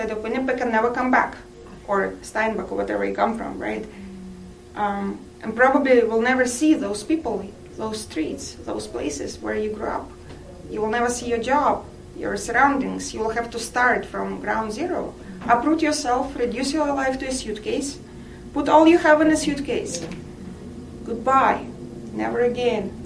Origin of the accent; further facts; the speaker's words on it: Russian Far East, Russia; English is a second language; moved away as an adult; now in Canada; I come from Russia, far eastern part